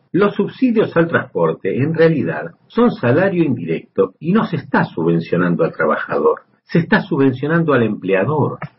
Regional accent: Argentina; also born or lived in Buenos Aires; En mi país

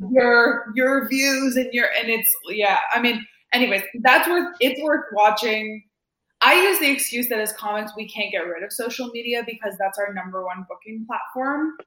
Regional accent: Montreal, Quebec, Canada; moved away as an adult; now in Toronto, Canada; I'm from Montreal, but I've lived in Toronto for over a decade.

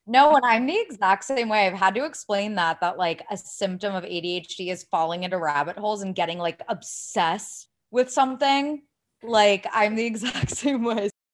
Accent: Ohio, United States; I sound like I'm from California. I'm from Ohio. This is, like, just the way I talk.

